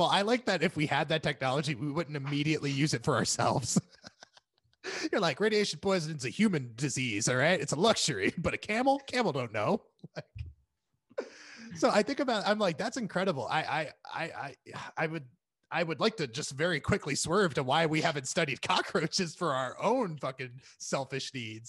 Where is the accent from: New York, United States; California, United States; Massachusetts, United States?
California, United States; I do like that, like, as a Californian, when California was on fire, there was no like, hey, ring the bells, guys.